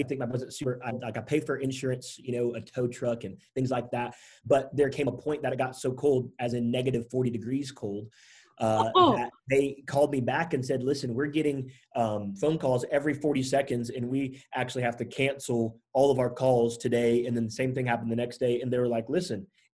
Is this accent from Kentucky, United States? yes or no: no; Fort Walton Beach, Florida, United States; moved away as an adult; also born or lived in Georgia / Tallahassee, Florida; I was born in Georgia, grew up at an Eglin Air Force Base, Herbert Field, actually, in Fort Walton Beach. And moved to Tallahassee, middle school, high school, college out there.